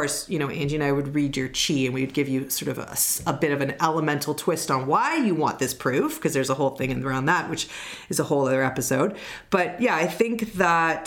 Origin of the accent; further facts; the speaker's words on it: Canada; accent: Canadian; now in Toronto, Canada; I am a proud Canadian. I'm in Toronto